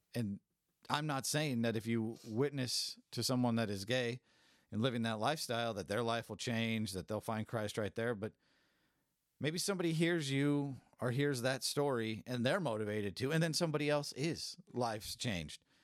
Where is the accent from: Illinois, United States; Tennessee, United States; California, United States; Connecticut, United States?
California, United States; I'm from California. I grew up in a Hispanic community